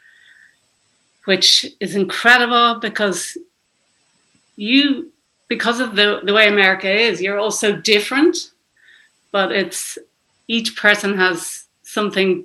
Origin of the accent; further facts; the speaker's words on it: Dublin, Leinster, Ireland; I'm from Dublin, Ireland.